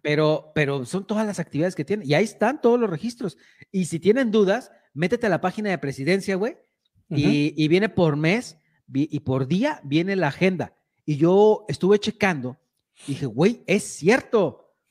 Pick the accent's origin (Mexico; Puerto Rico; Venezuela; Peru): Mexico; La Huasteca; los mexicanos, en especial para los que somos de la Huasteca